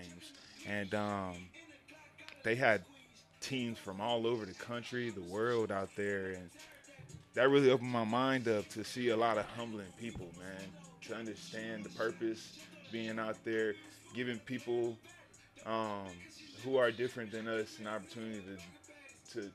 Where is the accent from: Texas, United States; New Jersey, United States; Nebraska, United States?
Texas, United States; Houston; moved away as an adult; also born or lived in San Antonio, Texas; I'm from Texas. I'm originally from Houston, but I went to school out in San Antonio for a little bit